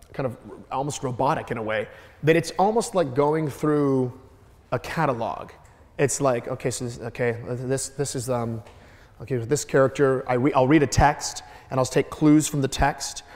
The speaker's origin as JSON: {"language": "English", "town": "Detroit", "region": "Michigan", "country": "United States", "said": "I'm from Detroit, Michigan"}